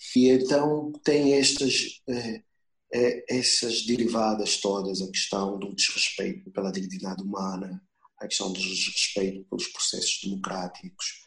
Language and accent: Portuguese; Luanda, Luanda Province, Angola; Eu sou de Luanda, eu me lembro que ao lado do, do prédio em que eu vivia